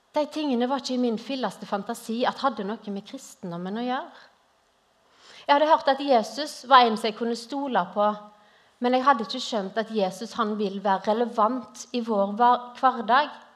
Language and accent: Norwegian; Western Norway, Norway; moved away as an adult; now in Grimstad, Norway; hører dere kanskje at jeg er ikke herfra. Jeg er opprinnelig fra Vestlandet